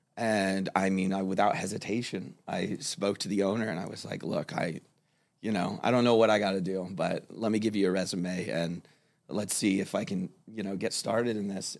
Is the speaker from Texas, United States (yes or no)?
no; Fort Lauderdale, Florida, United States; also born or lived in Miami / Pittsburgh, Pennsylvania; now in Fort Myers, United States; I grew up in, uh, Fort Lauderdale, um, Broward County area. Uh, I was born in Miami, but that is where I spent most of my life